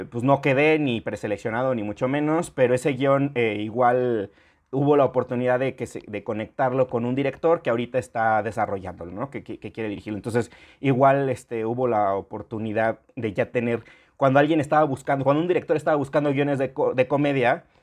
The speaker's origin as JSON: {"language": "Spanish", "country": "Mexico"}